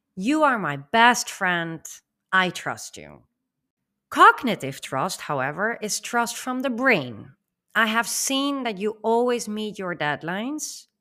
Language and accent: English; Netherlands; as a Dutch myself, growing up in the Netherlands